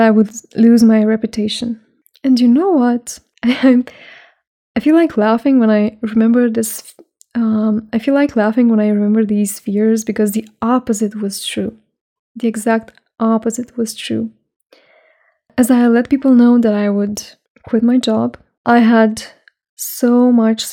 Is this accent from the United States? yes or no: no; Romania; I spend more days outside Romania, my home country, than in Romania